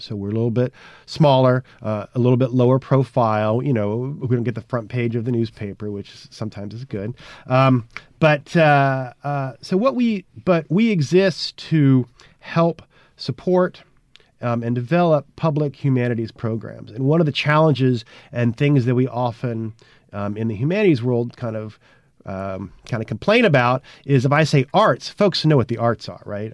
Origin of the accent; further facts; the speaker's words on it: Houston, Texas, United States; moved away as an adult; also born or lived in Connecticut; now in Mississippi, United States; I am a Texan by birth and grew up in Houston uh, back in the 1970s and 80s